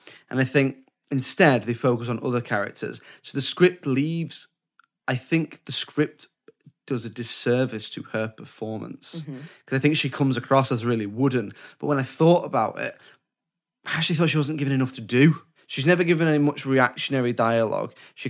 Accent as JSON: {"language": "English", "country": "United Kingdom", "said": "Oh, I'm British."}